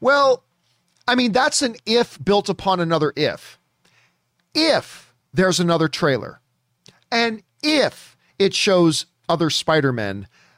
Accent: Canada; I am not a Mighty Ducks guy, which you think I would be being Canadian and everything about my DNA is hockey.

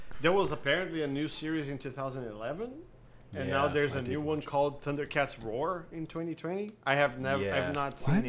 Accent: Brazil; now in North America; I grew up in Brazil

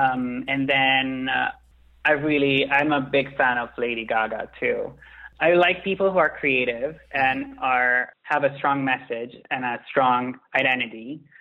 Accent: Milan, Lombardy, Italy; moved away as an adult; also born or lived in London; now in New York, United States; growing up in Milan

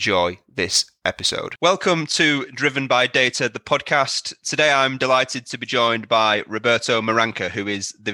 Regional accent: Manchester, North West England, United Kingdom; Manchester, which is obviously where I'm from.

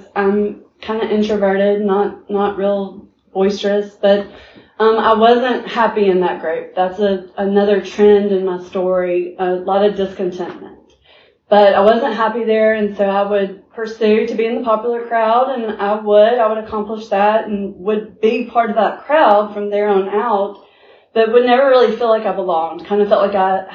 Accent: Montgomery, Alabama, United States; I was born and raised here in Montgomery, Alabama

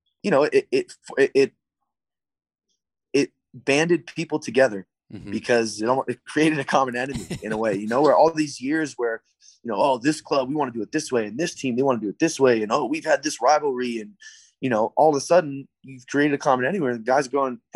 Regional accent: Tucson, Arizona, United States; moved away as an adult; also born or lived in San Diego; my hometown in Tucson

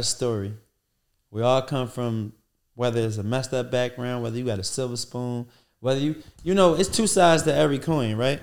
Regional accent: Philadelphia, Pennsylvania, United States; moved away as an adult; now in Atlanta, United States; I'm from Philly

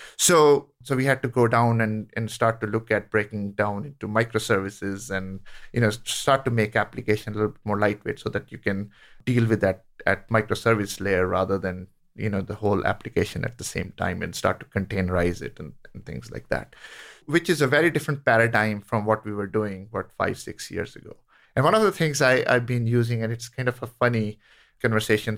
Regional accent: India; moved away; I grew up in India

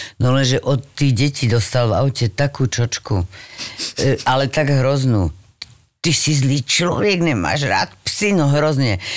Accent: Bratislava, Bratislava Region, Slovakia; moved away as an adult; now in Czech Republic; som z Bratislavy

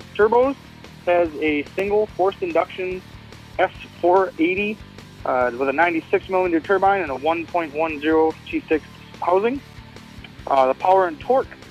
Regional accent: Severance, Colorado, United States; I'm from Severance, Colorado

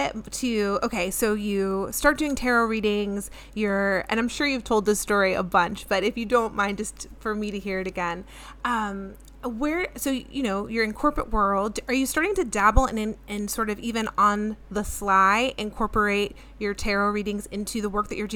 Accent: New Jersey, United States; I'm from New Jersey, so New York is sort of like, you know, every Jersey girl wants to be in New York

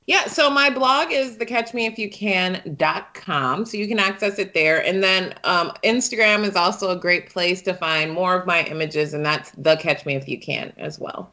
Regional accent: Detroit, Michigan, United States; I was born and raised in Detroit

